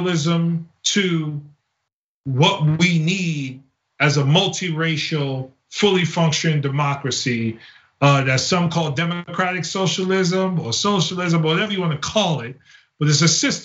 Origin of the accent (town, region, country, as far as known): United States